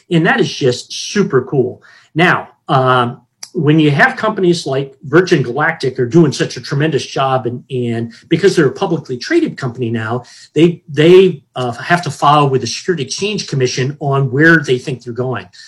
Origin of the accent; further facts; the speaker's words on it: Hawaii, United States; So when I grew up in Hawaii, and and I lived at Hickam Air Force Base